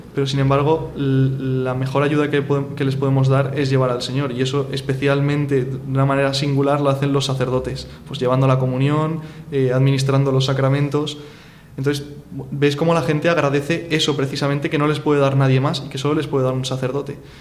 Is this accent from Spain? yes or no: yes; Spain; yo soy español, me estoy preparando para ser sacerdote católico